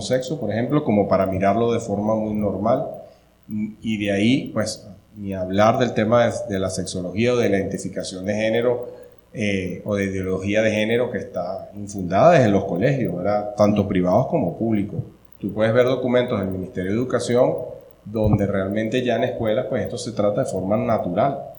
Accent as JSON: {"language": "Spanish", "country": "Venezuela", "moved": "as an adult", "lives_now": "Costa Rica", "said": "soy venezolano"}